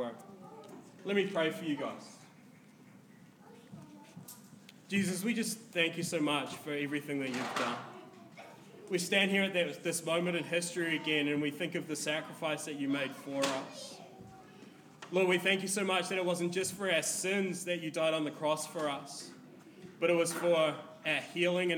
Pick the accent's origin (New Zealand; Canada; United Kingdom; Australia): New Zealand; as a New Zealander